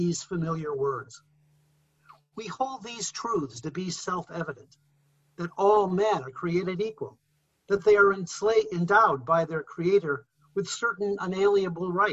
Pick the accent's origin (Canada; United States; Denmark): United States; we as American Christians